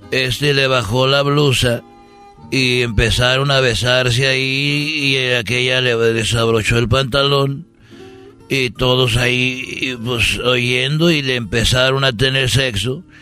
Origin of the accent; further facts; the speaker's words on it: Mexico; como buen macho mexicano dije pa acá